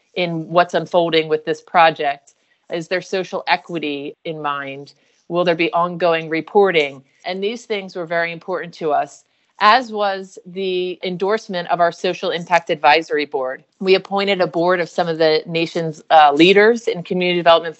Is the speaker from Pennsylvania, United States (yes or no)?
yes; Philadelphia, Pennsylvania, United States; One is in Philadelphia, which is my hometown